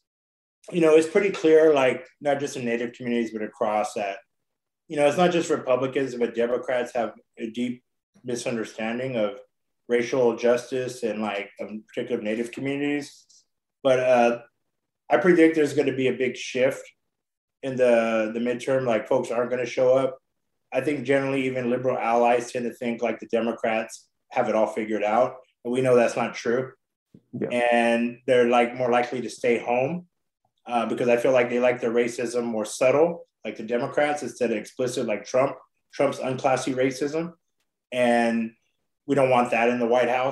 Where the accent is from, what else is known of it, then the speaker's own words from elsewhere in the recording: Kern County, California, United States; I'm from Kern County